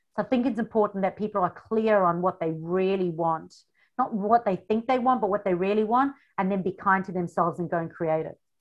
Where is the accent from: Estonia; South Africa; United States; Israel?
South Africa; moved away as an adult; now in Australia; the funny accent. I come from South Africa